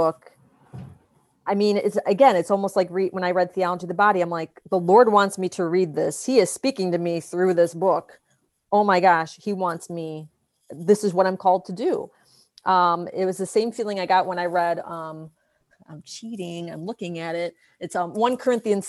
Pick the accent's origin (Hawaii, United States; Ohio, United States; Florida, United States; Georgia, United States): Ohio, United States; Cleveland; moved away; Cleveland is always going to be my hometown.